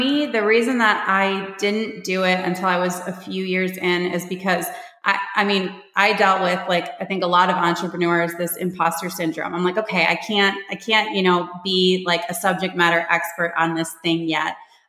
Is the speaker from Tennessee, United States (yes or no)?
no; Michigan, United States; also born or lived in Panama; now in Texas, United States; I'm originally from Michigan. I've moved all over the place. I live in Texas now. I moved here from Panama.